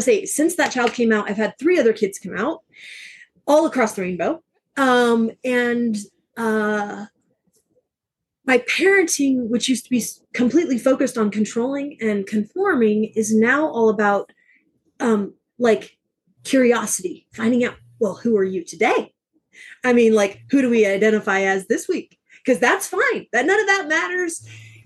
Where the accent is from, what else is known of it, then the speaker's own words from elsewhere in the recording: Southern Alabama, United States; moved away; I grew up in Southern Alabama